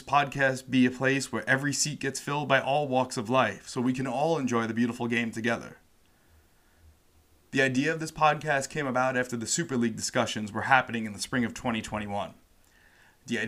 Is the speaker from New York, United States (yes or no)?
yes; Long Island, New York, United States; where I grew up in Long Island, New York